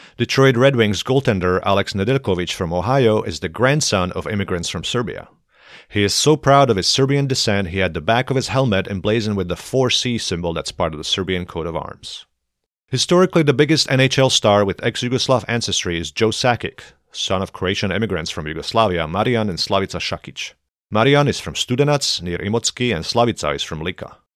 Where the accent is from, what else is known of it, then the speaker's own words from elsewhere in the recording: Košice, Košice Region, Slovakia; now in United States; my hometown, Košice